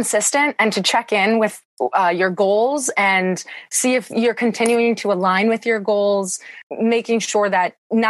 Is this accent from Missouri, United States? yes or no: no; small town a couple hours from Milwaukee, Wisconsin, United States; now in Milwaukee, United States; my hometown is about 700 people. It's very small. And the town that I grew up and went to school in is about 3,000